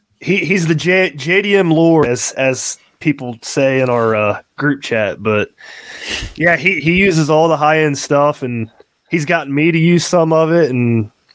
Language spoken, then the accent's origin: English; Dayton, Ohio, United States; I'm from Dayton, Ohio.